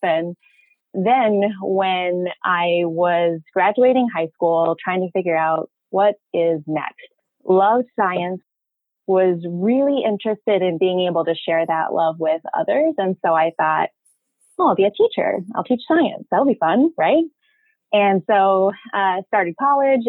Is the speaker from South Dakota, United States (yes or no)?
yes; South Dakota, United States; also born or lived in Rapid City, South Dakota / Casper, Wyoming; I was born in Western South Dakota and was really lucky to have the Black Hills as my backyard, essentially.